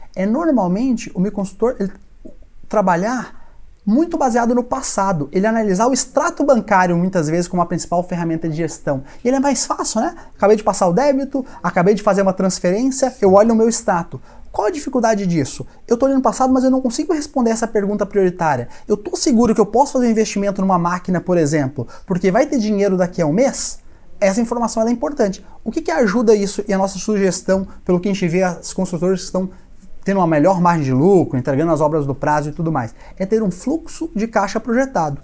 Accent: Minas Gerais, Brazil; sou mineiro

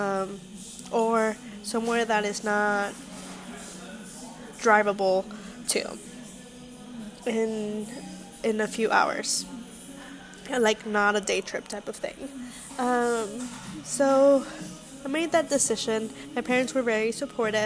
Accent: Los Angeles, California, United States; moved away as an adult; also born or lived in Pennsylvania; now in New York, United States; I grew up in Los Angeles

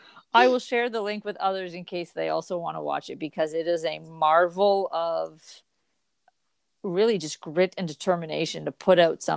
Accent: Canada; Well, we are Canadian icons.

